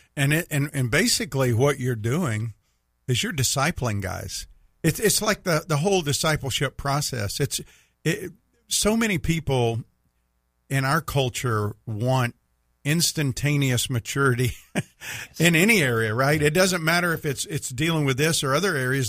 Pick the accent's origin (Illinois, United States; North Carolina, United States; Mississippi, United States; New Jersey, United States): Mississippi, United States; you can tell I'm from Mississippi